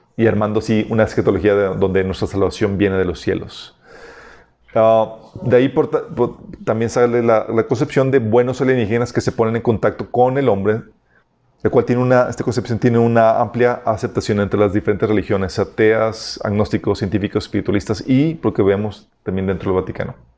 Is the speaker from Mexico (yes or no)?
yes; Mexico; somos los mexicanos